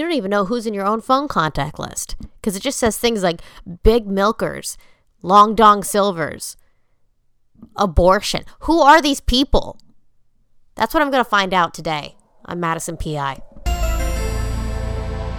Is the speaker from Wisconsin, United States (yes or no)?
no; Orlando, Florida, United States; I'm from Orlando